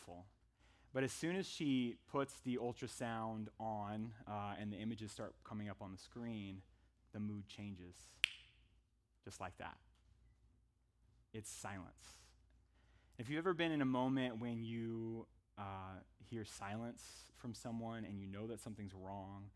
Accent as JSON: {"language": "English", "region": "Northern California", "country": "United States", "also_born_or_lived": "Tempe, Arizona", "moved": "as an adult", "said": "We're from Northern California originally"}